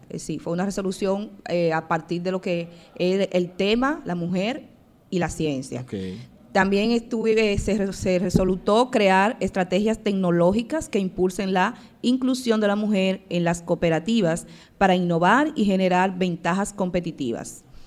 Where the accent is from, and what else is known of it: Dominican Republic